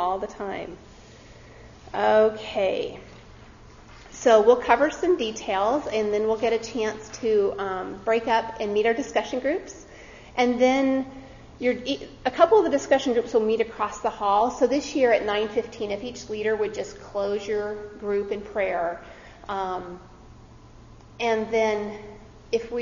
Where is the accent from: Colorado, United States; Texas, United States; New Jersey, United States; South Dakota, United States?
Colorado, United States; moved away; I grew up in Colorado